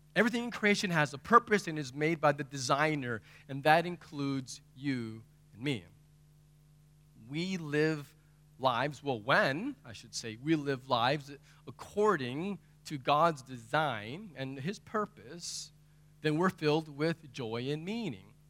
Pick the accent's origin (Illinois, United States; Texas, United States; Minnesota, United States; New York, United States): Texas, United States; I'm from Texas